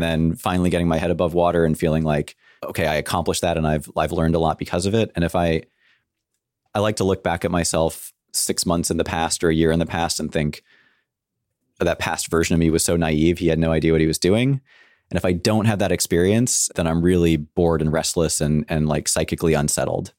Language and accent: English; San Francisco, California, United States; I grew up in San Francisco